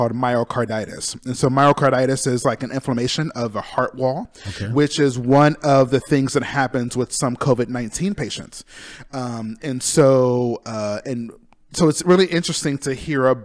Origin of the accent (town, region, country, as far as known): Urbancrest, Ohio, United States; born or raised there; moved away as an adult; also born or lived in Auburn, California / Columbus, Ohio; now in Palm Springs, United States